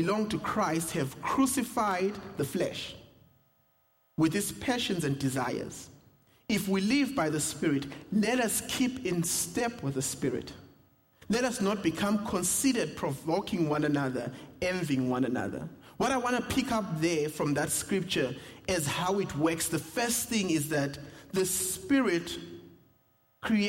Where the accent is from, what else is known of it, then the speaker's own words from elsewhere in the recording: South Africa; accent: South African; moved away; my South African accent